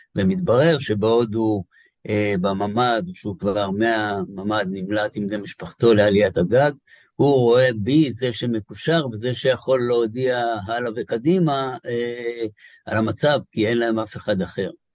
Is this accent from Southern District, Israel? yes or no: yes; Be'eri, Southern District, Israel; moved away; אני נולדתי בבארי, אני לא חי בבארי, אבל אה, זה, זה נשאר בשבילך בית תמיד